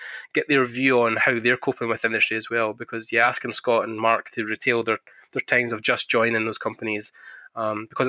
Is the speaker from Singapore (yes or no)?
no; Scotland, United Kingdom; I'm from Scotland, so we are just born in the cold